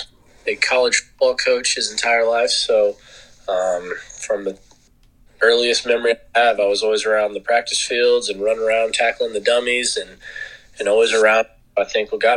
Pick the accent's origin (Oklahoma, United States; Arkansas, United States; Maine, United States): Arkansas, United States; Fayetteville; I grew up in Arkansas